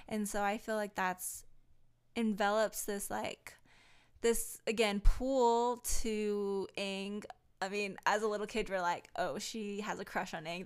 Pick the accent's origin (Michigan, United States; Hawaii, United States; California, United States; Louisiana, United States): Hawaii, United States; I'm Hawaiian